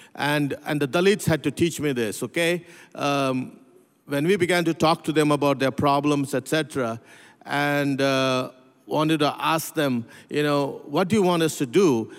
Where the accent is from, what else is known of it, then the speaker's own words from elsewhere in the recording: Pune, Maharashtra, India; also born or lived in North India; I grew up in India. I was, uh, uh, born in, uh, uh, in a city called Pune, very close to what used to be known as Bombay, Mumbai.